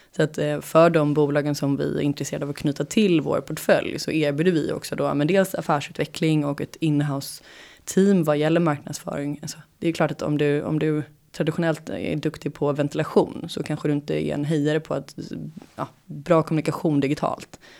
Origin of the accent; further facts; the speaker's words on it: Sweden; moved away as an adult; also born or lived in San Francisco, United States; jag var svensk